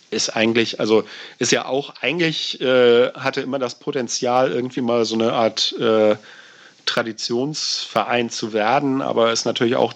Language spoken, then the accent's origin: German; Kiel, Schleswig-Holstein, Germany; als Kieler fühlt man sich da auch ganz wohl, dass man da so zwei Ligen Abstand hat